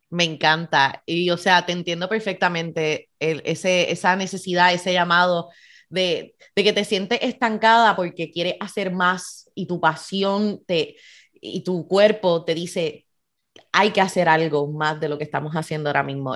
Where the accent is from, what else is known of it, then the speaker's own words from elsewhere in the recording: Puerto Rico; nosotros como puertorriqueños navegamos esas complejidades raciales